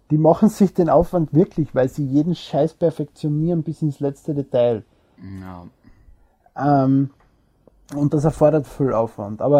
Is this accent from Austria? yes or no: yes; Austria; Okay. Ich bin Österreicher.